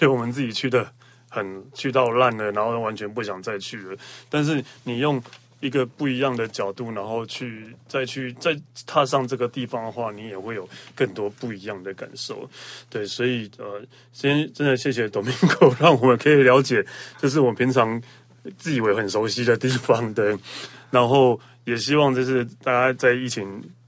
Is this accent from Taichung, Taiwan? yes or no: no; Yilan County, Taiwan; 因为我是宜兰人